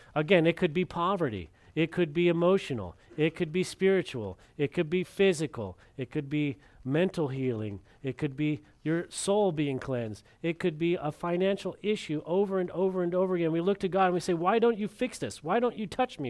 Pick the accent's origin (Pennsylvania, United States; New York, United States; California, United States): California, United States; moved away; my brother and I, when we were growing up in California